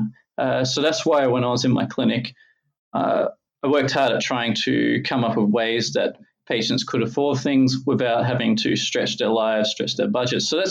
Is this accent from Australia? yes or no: yes; Logan, Queensland, Australia; I grew up in Logan